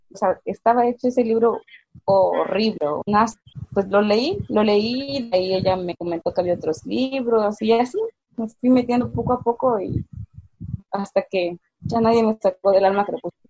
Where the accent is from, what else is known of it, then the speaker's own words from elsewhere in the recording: Mexico; tengo 22 años, soy de México